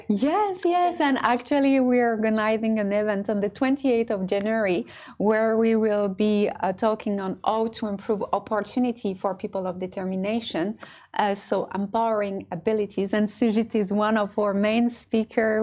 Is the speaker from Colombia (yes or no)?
no; France; now in Dubai, United Arab Emirates; I was born and raised in France, but I'm also half Moroccan.